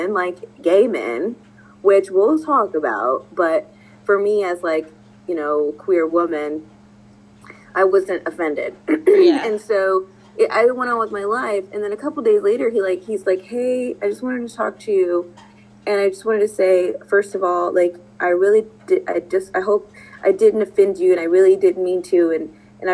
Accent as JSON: {"language": "English", "region": "Texas", "country": "United States", "said": "I'm from Texas"}